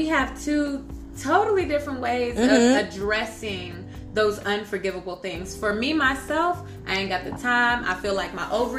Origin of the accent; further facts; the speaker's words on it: Wichita, Kansas, United States; Yeah, I'm from Kansas. Okay, 316 up.